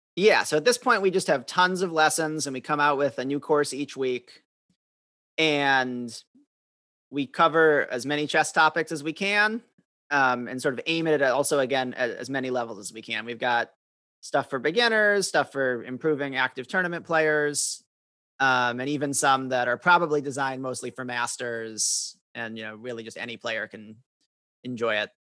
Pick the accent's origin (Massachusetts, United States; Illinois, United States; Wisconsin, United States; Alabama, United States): Wisconsin, United States; Madison; I grew up in Madison, Wisconsin